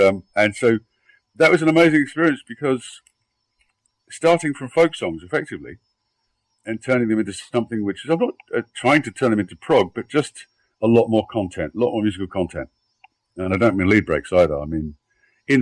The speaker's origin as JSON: {"language": "English", "region": "London", "country": "United Kingdom", "moved": "yes", "lives_now": "Sweden", "said": "I'm in Sweden, although I'm from London"}